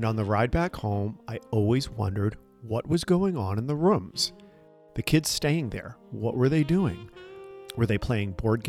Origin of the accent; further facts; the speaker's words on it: outside of Boston, Massachusetts, United States; When I was a kid growing up outside of Boston